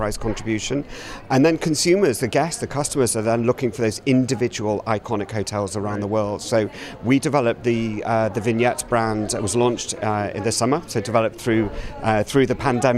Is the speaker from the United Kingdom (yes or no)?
yes; London, United Kingdom; being a Brit from London